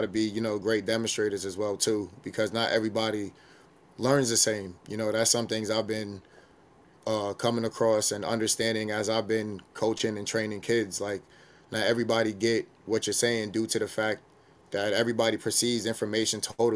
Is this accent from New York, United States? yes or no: yes; New York City, New York, United States; growing up in New York City, you know, everybody hooping, everybody playing ball